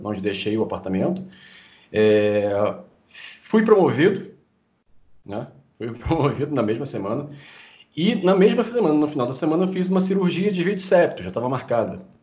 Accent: Rio de Janeiro, Brazil; eu sou carioca aqui no Rio de Janeiro

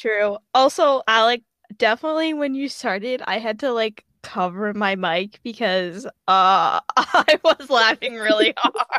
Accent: Chicago, Illinois, United States; I am from Illinois in the Chicago area

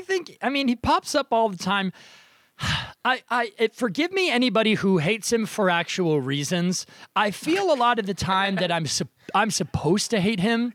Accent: Nashua, New Hampshire, United States; moved away; I am also recording from my hometown, uh, childhood basement in Nashua, New Hampshire.

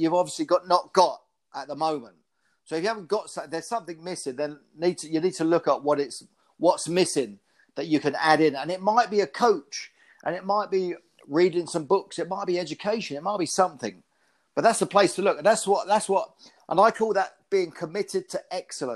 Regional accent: Luton, East of England, United Kingdom; I first went with a club called Luton Boys Club because we live around the corner from it

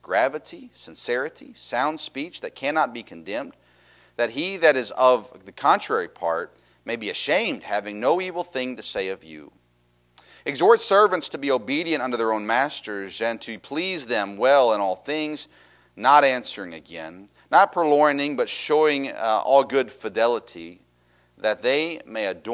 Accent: Tennessee, United States; I grew up in Tennessee

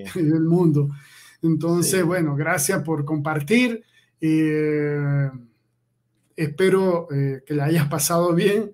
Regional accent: Maracaibo, Zulia, Venezuela; yo también soy maracucho.

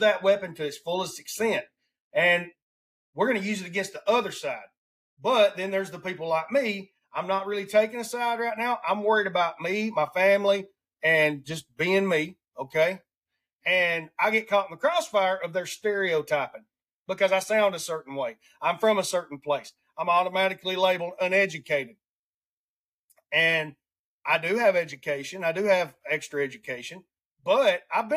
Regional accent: Alabama, United States; accent: redneck; I have a racist accent because I come from Alabama

